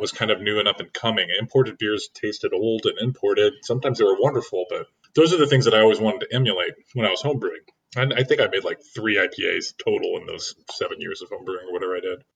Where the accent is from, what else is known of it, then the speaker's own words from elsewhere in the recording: Oregon, United States; moved away; also born or lived in Seattle / California; I'm from Oregon, but I moved up there